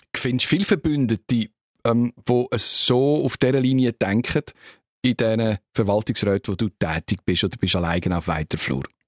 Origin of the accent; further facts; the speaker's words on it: Switzerland; von uns